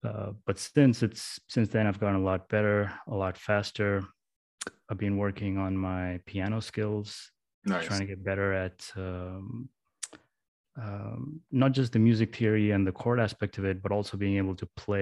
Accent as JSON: {"language": "English", "town": "Mesaieed", "country": "Qatar", "tie": "born or raised there", "said": "I grew up in Qatar in the Middle East in a small town called Masaid."}